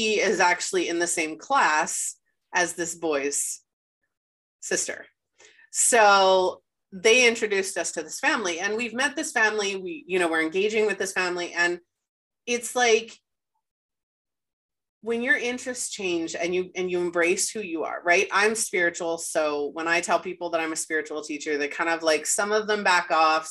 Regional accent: Winnipeg, Manitoba, Canada; moved away as an adult; we moved back to Winnipeg and we were born and raised in Winnipeg

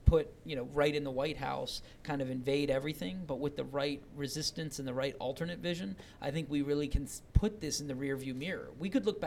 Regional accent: Charlottesville, Virginia, United States; I was born and raised in Virginia, and it's always been for me this place that was about opportunity, but not equal opportunity. I grew up in Charlottesville and Albemarle County

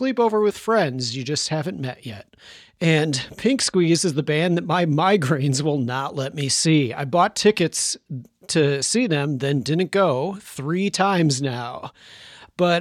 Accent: Chicago, Illinois, United States; my hometown of Chicago

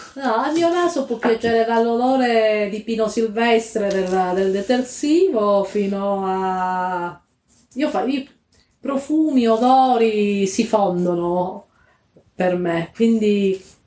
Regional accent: Calabria, Italy; nelle vie del mio paesino in Calabria

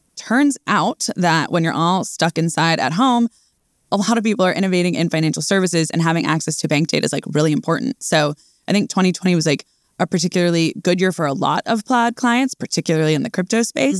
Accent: outside of New York, United States; I grew up around here

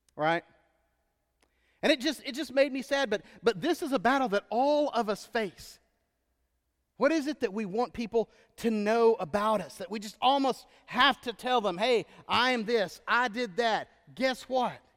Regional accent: Texas, United States; moved away; growing up in Texas was weird until I lived in other states

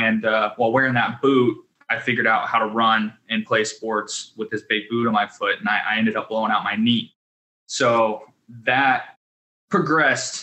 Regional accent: Pratt, Kansas, United States; I grew up in a small town in Western Kansas, Pratt

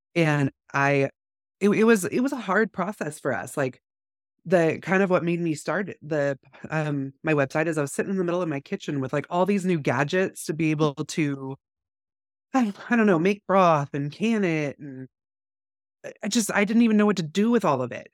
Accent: California, United States; now in North Idaho, United States; growing up in California

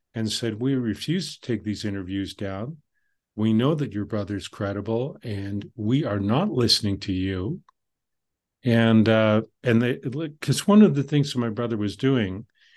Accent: Canada; I'm Canadian

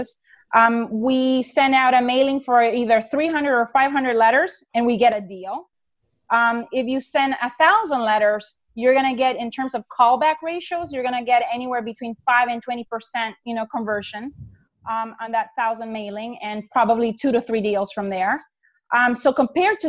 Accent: Honduras; moved away as an adult; now in United States; I'm from Honduras

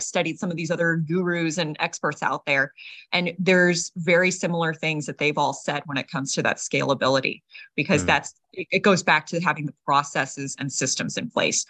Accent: United States; being American

